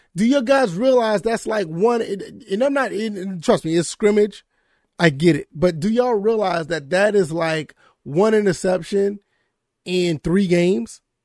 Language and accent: English; Savannah, Georgia, United States; now in South Carolina, United States; I grew up in the Savannah, Georgia area.